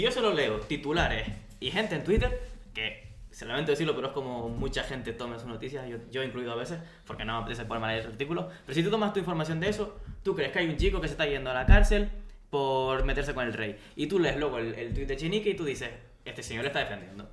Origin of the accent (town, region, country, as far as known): Spain